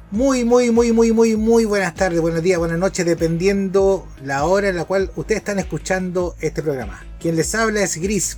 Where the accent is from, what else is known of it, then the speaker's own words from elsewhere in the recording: Chile; como buenos chilenos